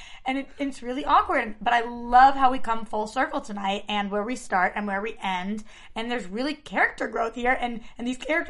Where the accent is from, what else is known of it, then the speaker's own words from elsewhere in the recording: Boston, Massachusetts, United States; This was my hometown too.